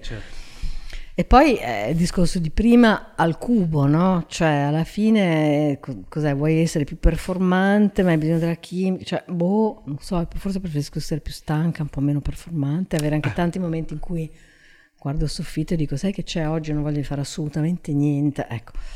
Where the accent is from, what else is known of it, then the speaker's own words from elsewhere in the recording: Genoa, Liguria, Italy; now in Milan, Italy; io sono di Genova che è una città vecchia